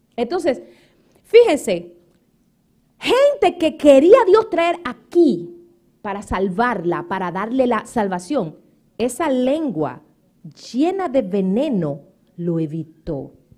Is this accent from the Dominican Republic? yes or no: yes; Dominican Republic; also born or lived in Puerto Rico; now in United States; en mi país